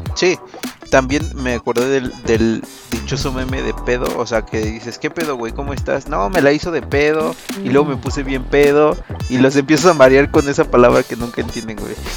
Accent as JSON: {"language": "Spanish", "country": "Mexico", "said": "los mexicanos"}